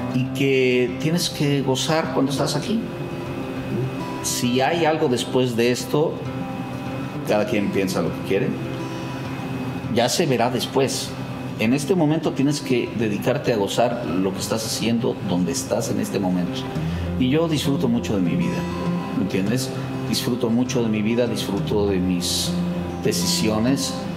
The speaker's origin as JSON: {"language": "Spanish", "country": "Mexico", "moved": "yes", "lives_now": "Los Angeles, United States", "said": "Mis mexicanos, mi raza, eso es lo que me hace sentir muy mexicano"}